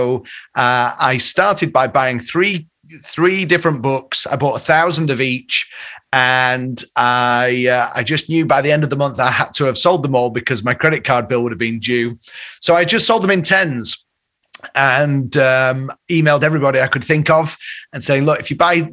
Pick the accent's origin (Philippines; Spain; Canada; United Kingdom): United Kingdom; Leeds, Yorkshire and the Humber; now in Chicago, United States; I grew up in Leeds